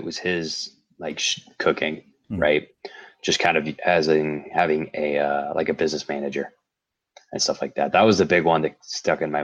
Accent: St. Louis, Missouri, United States; moved away as an adult; now in Denver, United States; I grew up in St. Louis

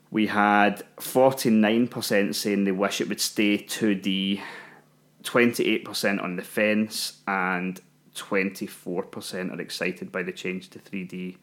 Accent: Scotland, United Kingdom; being Scottish

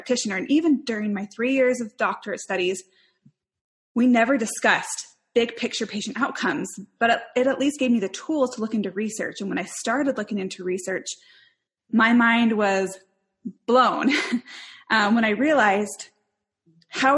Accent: Spokane, Washington, United States; moved away as an adult; also born or lived in Salt Lake City, Utah; I grew up in Spokane, Washington

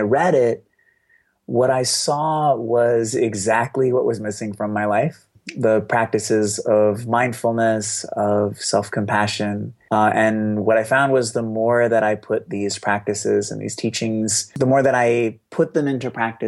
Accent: Boston, Massachusetts, United States; I grew up in Boston.

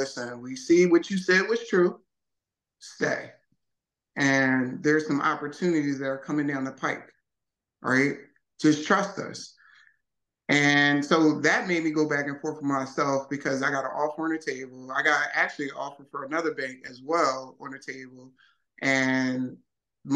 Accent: Philadelphia, Pennsylvania, United States; moved away; also born or lived in Wilmington, Delaware; Born and raised West Philly.

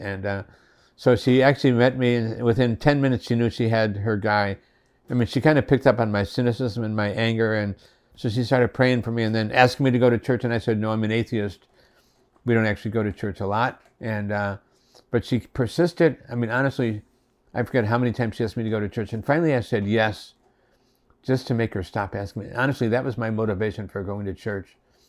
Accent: Waterbury, Connecticut, United States; And I was raised in Waterbury, Connecticut, where I was born, and raised in a very strict Roman Catholic family, Latin Mass and all of that.

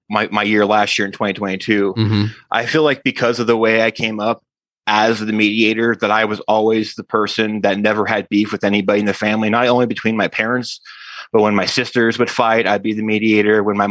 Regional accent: Wyoming, United States; I grew up in Wyoming.

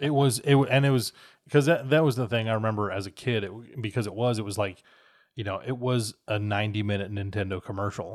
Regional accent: Minnesota, United States; in my childhood, growing up in Minnesota

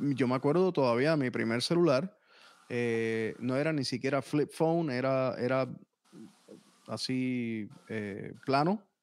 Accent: San Juan, Puerto Rico; moved away as an adult; also born or lived in North Miami, Florida, United States; now in Miami, United States; yo nací técnicamente en Miami, en North Miami, pero me crié en Puerto Rico.

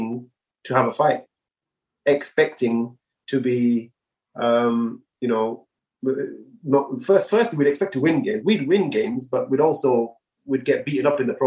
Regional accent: Bradford, Yorkshire and the Humber, United Kingdom; moved away as an adult; also born or lived in Sheffield; now in London, United Kingdom; born and raised in Bradford

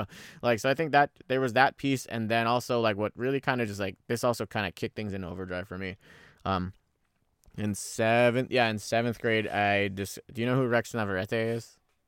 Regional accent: Philippines; born there; even though they were born in the Philippines and, you know, born and raised in the Philippines and everything like that, you know, they got married there, they had me there

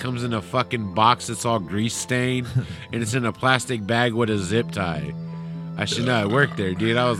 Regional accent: Vallejo, California, United States; I'm from Vallejo.

